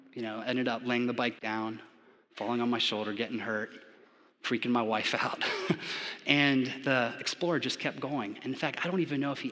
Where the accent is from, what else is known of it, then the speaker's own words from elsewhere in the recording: Japan; also born or lived in Florida, United States; now in Georgia, United States; growing up in Japan, I was never exposed to football